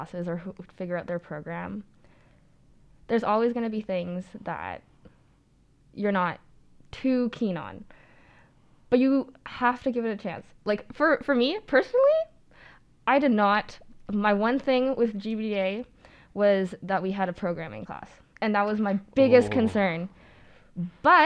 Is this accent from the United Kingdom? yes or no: no; Ottawa, Ontario, Canada; moved away as an adult; I'm from Ottawa